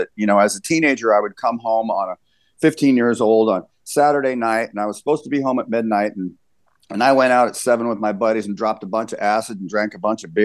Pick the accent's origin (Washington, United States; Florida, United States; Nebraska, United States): Nebraska, United States; Lincoln; also born or lived in Denver / San Francisco; I grew up here in Lincoln, but I was born in Denver